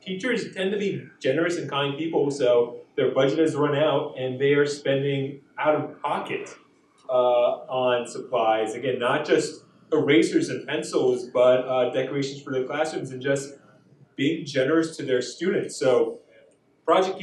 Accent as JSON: {"language": "English", "region": "New Jersey", "country": "United States", "moved": "as an adult", "lives_now": "Wichita, United States", "said": "I'm originally from New Jersey"}